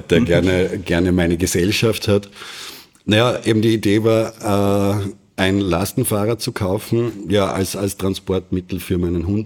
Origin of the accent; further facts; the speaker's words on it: Graz, Styria, Austria; im Umfeld von Graz oder in der Umgebung von Graz aufgewachsen